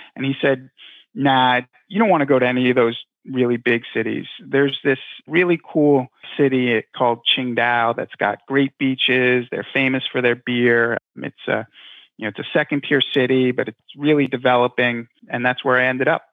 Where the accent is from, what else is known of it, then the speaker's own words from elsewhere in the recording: Long Island, New York, United States; I grew up in Long Island